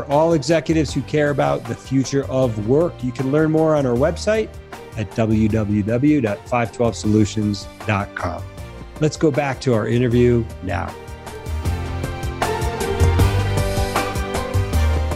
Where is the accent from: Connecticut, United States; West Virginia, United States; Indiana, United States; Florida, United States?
Connecticut, United States; moved away; I grew up in Connecticut and had family in the Lower East Side